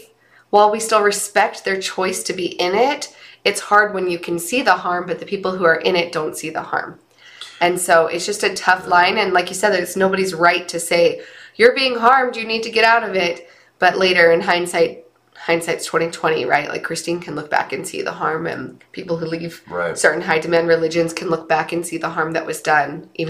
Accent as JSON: {"language": "English", "town": "St. George", "region": "Utah", "country": "United States", "tie": "born or raised there", "said": "I was raised in St. George"}